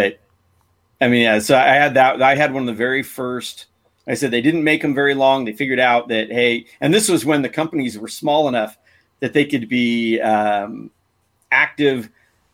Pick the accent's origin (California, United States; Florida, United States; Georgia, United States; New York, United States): California, United States; San Diego; I grew up here in San Diego surfing